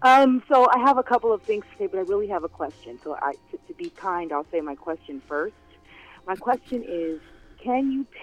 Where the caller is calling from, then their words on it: California, United States; I'm calling from California.